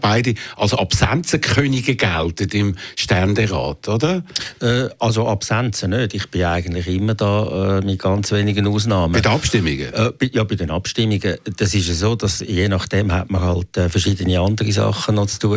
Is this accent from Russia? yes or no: no; Zurich, Switzerland; als Zürcher